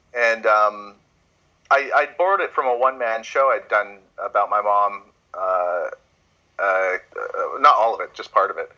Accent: Canada; also born or lived in Toronto; here in Canada, when I, I went my hometown

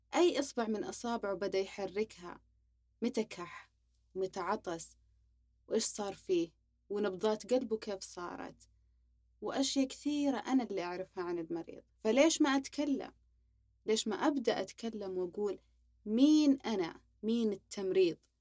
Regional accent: Saudi Arabia; سعودي صافي تربينا في السعودية درسنا في السعودية جميع مراحلنا في السعودية

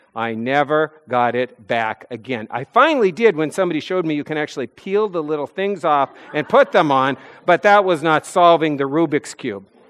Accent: North Dakota, United States; moved away as an adult; now in New England, United States; Growing up in North Dakota

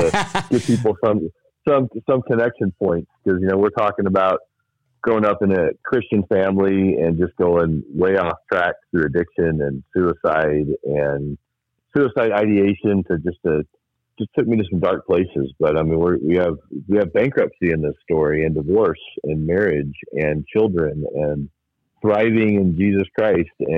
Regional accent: Fort Worth, Texas, United States; I grew up in Fort Wayne, Indiana, and I loved it there. My cousins were down the street from me. My grandparents were close by, and just I was that goofy, funny, silly, glasses-wearing kid. And when I was 9, we moved to Fort Worth, Texas

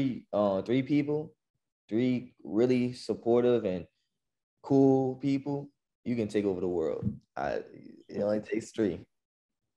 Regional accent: New Orleans, Louisiana, United States; I grew up in New Orleans, so this is like home

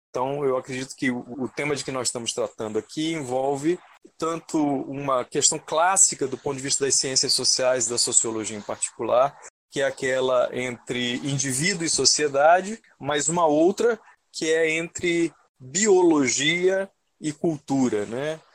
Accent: Manaus, Amazonas, Brazil; eu sou aqui de Manaus mesmo

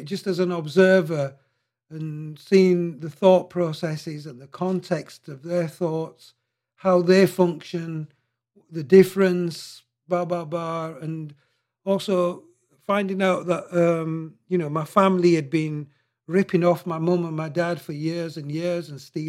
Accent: Mandra, Punjab, Pakistan; born there; I was born in just outside Rawalpindi, and I was born in this place called Mandra, which is notorious for murderers.

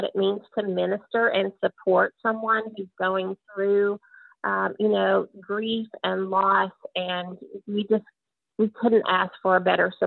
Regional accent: Oklahoma, United States; grew up in a small town, Oklahoma

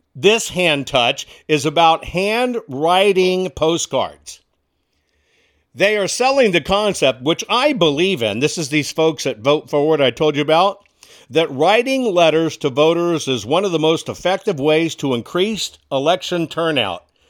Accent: Texas, United States; born or raised there; moved away; also born or lived in Washington, D.C.

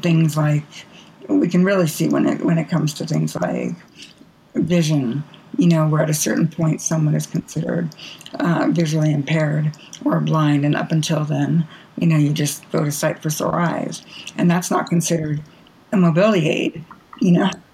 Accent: Bay Area, California, United States; I grew up in the Bay Area

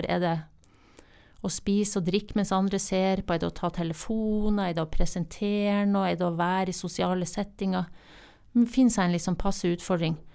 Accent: Northern Norway, Norway; Jeg er fra Nord-Norge, og det er ikke du?

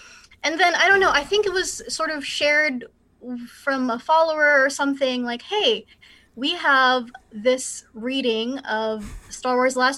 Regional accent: Bay Area, California, United States; I'm from the West Coast in the Bay Area, so there's a big commercial industry.

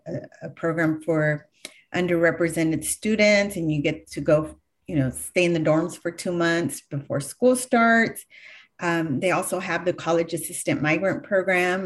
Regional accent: Galt, California, United States; I grew up in Galt, uh, which is the southernmost part of Sacramento C-, county

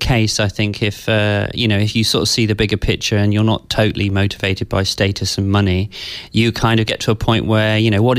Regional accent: Devon, West Country, South West England, United Kingdom; also born or lived in London; from the age of seven onwards, I grew up in the West Country in, kind of quite a rural environment.

